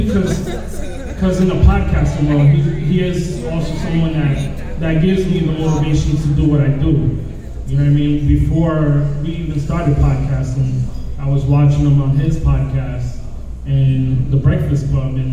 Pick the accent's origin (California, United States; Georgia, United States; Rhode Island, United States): Rhode Island, United States; Rhode Island